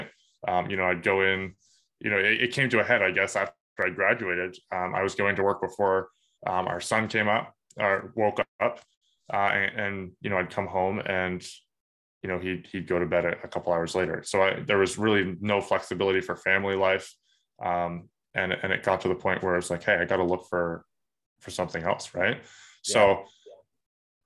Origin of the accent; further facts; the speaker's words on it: Woodstock, New Brunswick, Canada; I grew up in Woodstock, New Brunswick